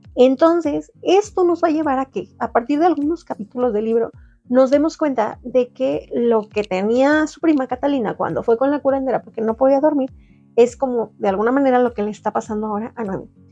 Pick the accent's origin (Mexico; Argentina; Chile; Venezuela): Mexico